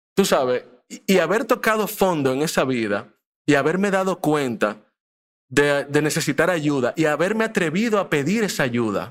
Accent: Dominican Republic; also born or lived in Mexico; yo también vine así muy chiquito para acá. Eh, y crecí en Dominicana. Yo me considero dominicano, de pura cepa

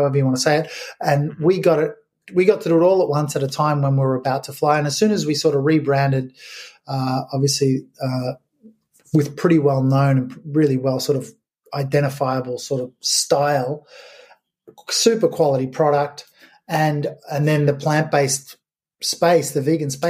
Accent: Melbourne, Victoria, Australia; now in United Kingdom; I'm imported from Australia, from Melbourne

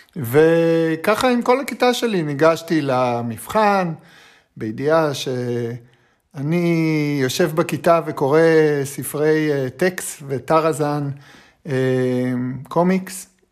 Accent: Holon, Tel Aviv District, Israel; אני גדלתי, את יודעת, בחולון

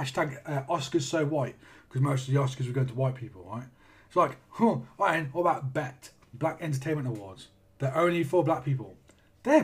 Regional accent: Australia; I'm fucking Australian. What do I care about what Australians think?

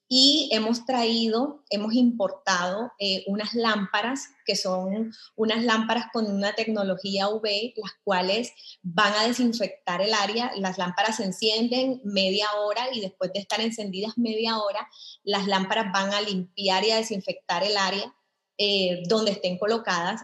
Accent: Colombia; moved away as an adult; now in El Salvador; Yo soy eh, colombiana. Tengo en El Salvador aproximadamente 15 años de estar eh, aquí radicada.

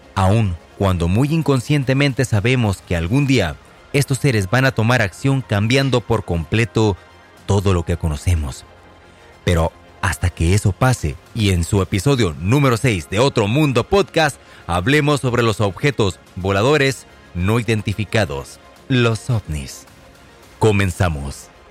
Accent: Tecate, Baja California, Mexico; en mi natal pueblo de Tecate, Baja California

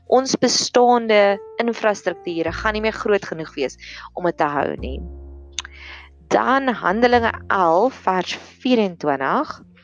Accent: South Africa; ons Afrikaner boere gemeenskappe

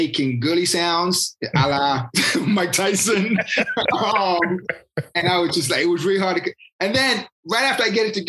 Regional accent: United Kingdom; I'm British and I played soccer, you know, most of my life.

